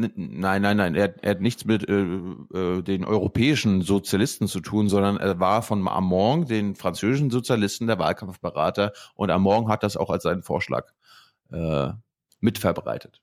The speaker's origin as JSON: {"language": "German", "country": "Germany", "said": "wir als Deutsche"}